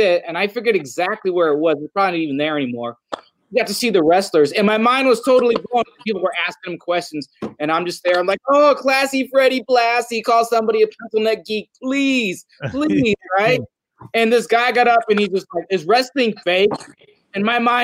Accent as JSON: {"language": "English", "region": "California", "country": "United States", "tie": "born or raised there", "said": "I was from Cali."}